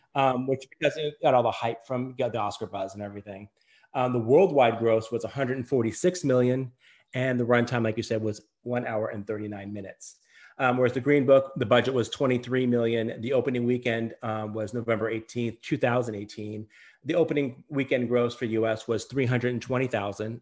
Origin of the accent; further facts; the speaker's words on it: Las Vegas, Nevada, United States; also born or lived in Connecticut; I was born in Connecticut, but I went to I, I moved to uh, Las Vegas, Nevada when I was um, yeah when I was five. So I started um, kindergarten and elementary school there